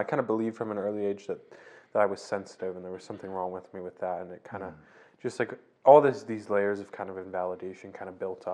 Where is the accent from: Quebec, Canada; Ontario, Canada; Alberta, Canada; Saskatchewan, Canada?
Alberta, Canada; Didsbury; also born or lived in Calgary, Alberta; I was born in Calgary. And pretty early on in my life, I moved to small town Didsbury, Alberta, just north of Calgary, where I spent actually my whole childhood there